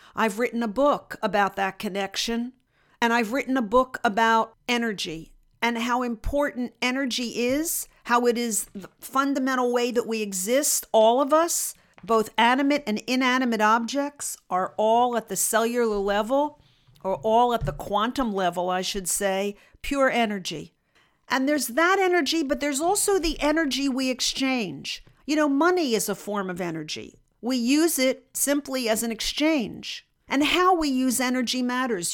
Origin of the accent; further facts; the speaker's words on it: United States; not only as a Jew in Russia, but just as an American in Russia